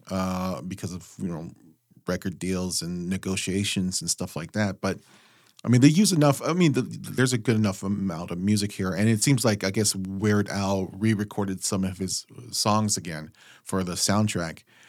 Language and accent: English; West Coast, United States; we're from the West Coast